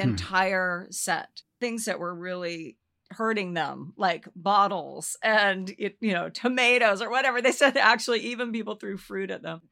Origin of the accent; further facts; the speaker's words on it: Olympia, Washington, United States; I grew up in Olympia, Washington